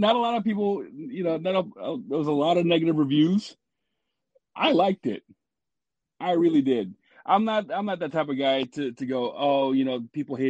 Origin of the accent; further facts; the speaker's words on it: Washington, United States; I'm from Washington State, so I'm here with my kids, and I have a 2-year-old.